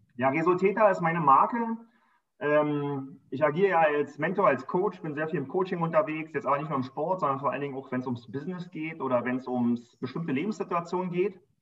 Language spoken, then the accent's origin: German; Berlin, Germany; Wir sind noch draußen am Rand von Berlin groß geworden